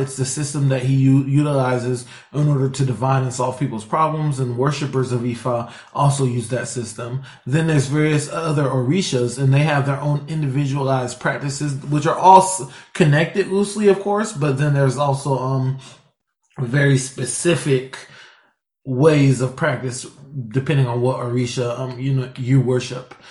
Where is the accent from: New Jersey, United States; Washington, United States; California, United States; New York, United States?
Washington, United States; Seattle; also born or lived in Virginia; I was born in Virginia but raised out here in, um, in Seattle, Washington